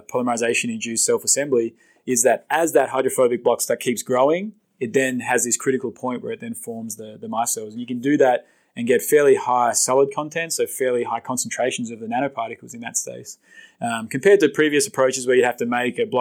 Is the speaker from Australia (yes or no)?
yes; Australia; moved away as an adult; now in United States; I'm another Australian in research, polymer research, say, in the US.